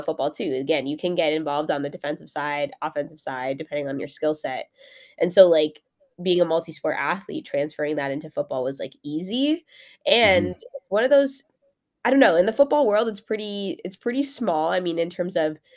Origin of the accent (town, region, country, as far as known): Mississauga, Ontario, Canada; born or raised there; also born or lived in Brampton, Ontario